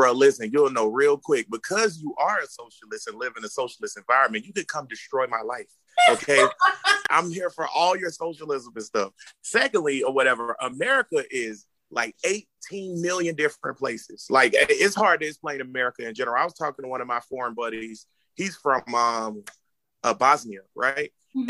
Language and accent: English; Jacksonville, Florida, United States; I'm from the hood, I'm from Grand Park in Jacksonville. All my people from Jacksonville know that's where it's at, GP.